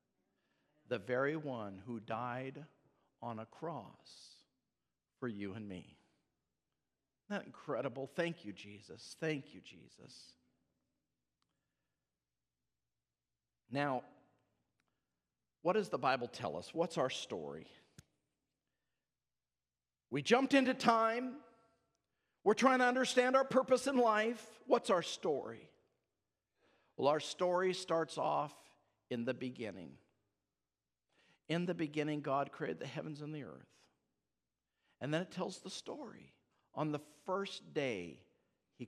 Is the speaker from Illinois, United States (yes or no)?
no; Alaska, United States; I come from Alaska